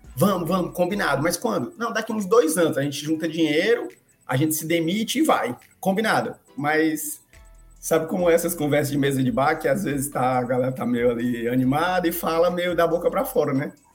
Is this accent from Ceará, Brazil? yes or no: yes; Fortaleza, Ceará, Brazil; moved away as an adult; also born or lived in Argentina / Maranhão; Eu sou de Fortaleza, no Ceará. Então, eu nasci e cresci em Fortaleza, na capital do Ceará